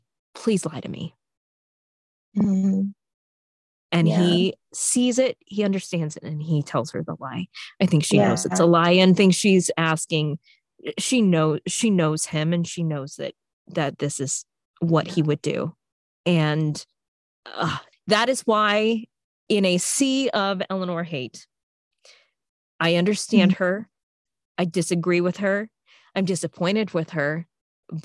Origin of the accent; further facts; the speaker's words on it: the South, United States; I grew up in the South